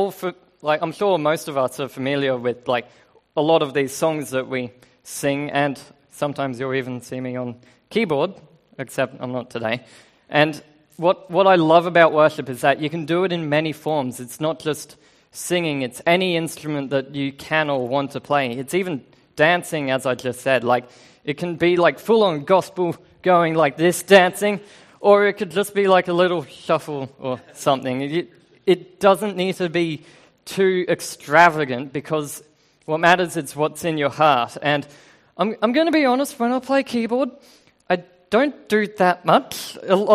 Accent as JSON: {"language": "English", "country": "Australia", "moved": "yes", "said": "I do have an accent because I'm Australian"}